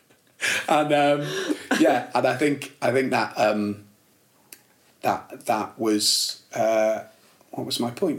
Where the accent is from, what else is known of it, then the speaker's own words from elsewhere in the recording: Warrington, North West England, United Kingdom; also born or lived in Liverpool; we moved to Warrington